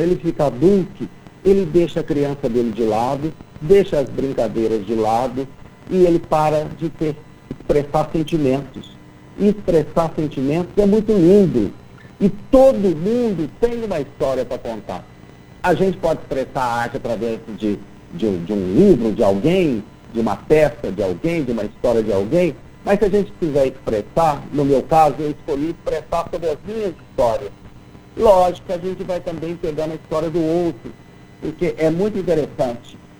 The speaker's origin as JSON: {"language": "Portuguese", "town": "Lavras", "region": "Minas Gerais", "country": "Brazil", "tie": "born or raised there", "moved": "as an adult", "lives_now": "Belo Horizonte, Brazil", "said": "eu nasci em Lavras, que é interior de Minas"}